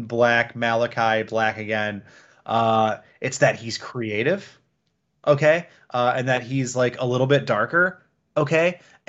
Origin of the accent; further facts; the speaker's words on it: Detroit, Michigan, United States; moved away; also born or lived in Georgia; I'm from Detroit